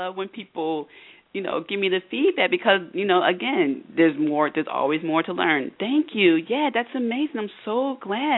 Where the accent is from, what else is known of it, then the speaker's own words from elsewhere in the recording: Philadelphia, Pennsylvania, United States; I'm from the Philadelphia area, and I went to LaSalle University